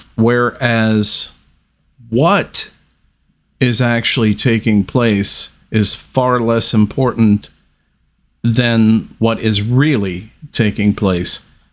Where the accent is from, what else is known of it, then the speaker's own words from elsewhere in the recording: United States; we as the American people